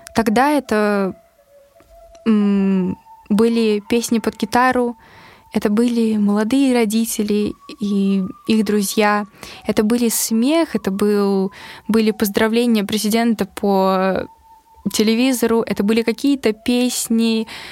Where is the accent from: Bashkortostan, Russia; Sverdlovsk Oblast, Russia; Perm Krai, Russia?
Bashkortostan, Russia; Ufa; moved away; в такой русской глубинке, в родном городе